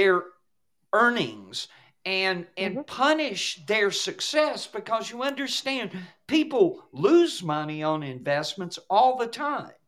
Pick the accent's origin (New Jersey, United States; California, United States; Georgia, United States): Georgia, United States; I come from Georgia. I grew up in Georgia back in the day when most of the state was still rural